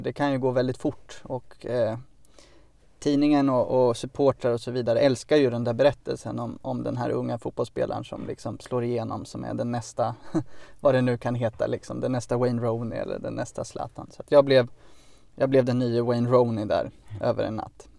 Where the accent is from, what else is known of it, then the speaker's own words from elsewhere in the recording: Örebro, Örebro County, Sweden; jag kom ju från Örebro, och vid den planen som låg vid, vid liksom, eh, lägenhetsområdet där vi bodde